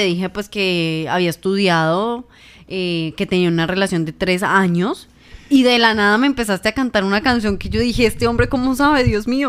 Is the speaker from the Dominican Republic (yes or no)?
no; Ibagué, Tolima, Colombia; comunicadora social y periodista, nacida en la ciudad de Ibagué, Tolima